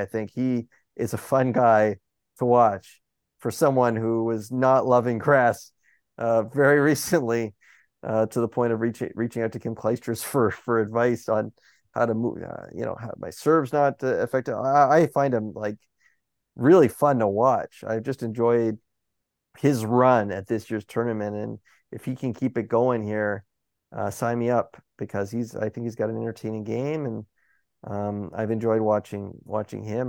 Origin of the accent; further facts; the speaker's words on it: Toronto, Ontario, Canada; in, in my hometown